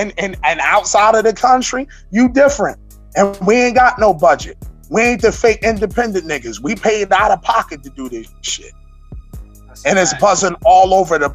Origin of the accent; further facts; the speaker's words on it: Philadelphia, Pennsylvania, United States; I'm from West Philadelphia